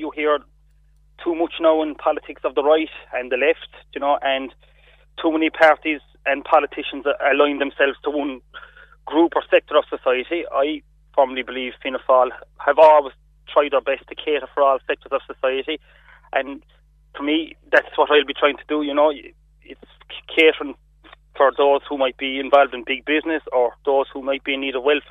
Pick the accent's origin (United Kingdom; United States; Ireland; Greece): Ireland; Rathcormac, Munster; I come from Raccarmac, you know, south of the Blackwater